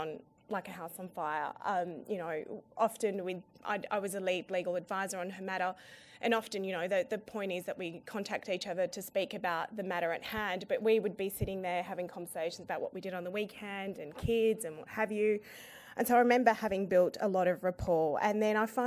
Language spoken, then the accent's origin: English; Sydney, New South Wales, Australia; also born or lived in Afghanistan; I'm from Sydney